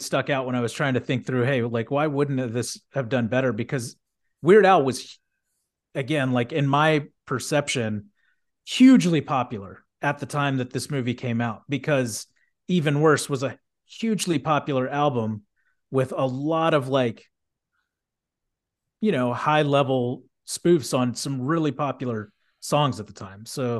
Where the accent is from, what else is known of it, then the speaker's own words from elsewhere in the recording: Houston, Texas, United States; And granted, I grew up in Texas, but I mean, Houston, you know, like I wouldn't have thought that it was like extremely like conservative